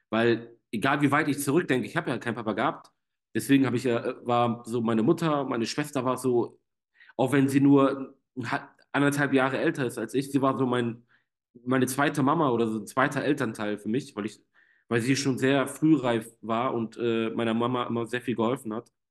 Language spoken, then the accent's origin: German; Germany; trotzdem bin ich in Deutschland aufgewachsen, ja, also komplett Armut haben wir hier nicht gehabt.